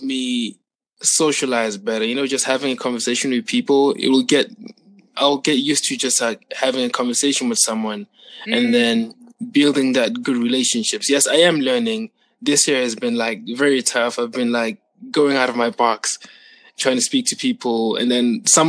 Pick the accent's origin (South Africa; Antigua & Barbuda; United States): South Africa; I'm from South Africa